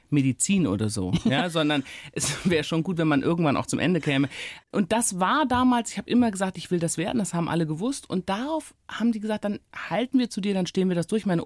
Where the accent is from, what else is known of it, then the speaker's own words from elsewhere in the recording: Rhineland, Germany; now in Berlin, Germany; Also ich war ja sozusagen als Rheinländerin erstmal entwurzelt in Berlin.